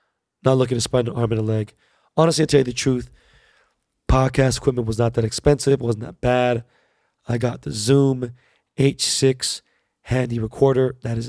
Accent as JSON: {"language": "English", "region": "New Jersey", "country": "United States", "lives_now": "Los Angeles, United States", "said": "I'm from New Jersey. Can't find a good spot."}